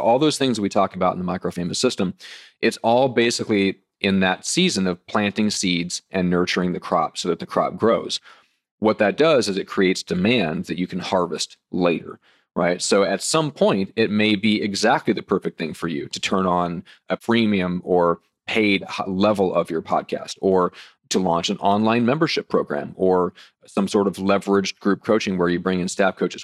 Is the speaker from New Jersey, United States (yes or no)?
no; Nebraska, United States; I'm from Nebraska, so let's say cornfields